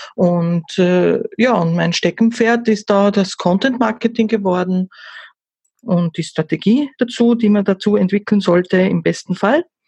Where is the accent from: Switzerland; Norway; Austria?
Austria; Vielleicht noch zum Dialekt ein bisschen, das werden wahrscheinlich die Hörer dann äh, schon wissen, oh, die muss aus Österreich kommen. Ja, ich komme aus Österreich